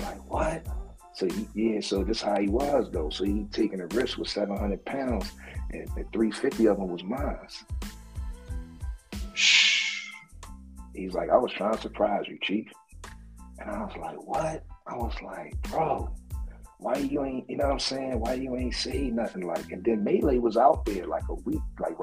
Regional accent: Philadelphia, Pennsylvania, United States; I'm from Philly

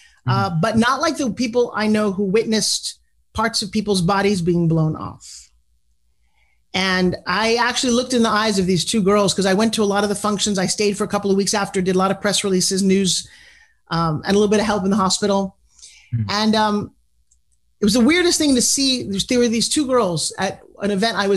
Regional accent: South Long Island, New York, United States; I'm from New York too

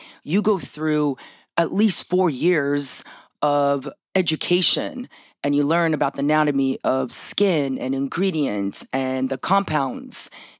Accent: Romania; moved away; I was born in Romania.

